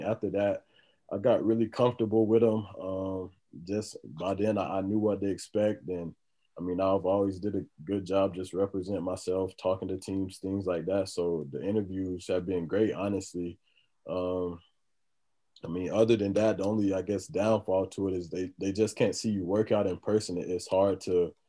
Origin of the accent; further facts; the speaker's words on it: Florida, United States; moved away; I'm originally from Florida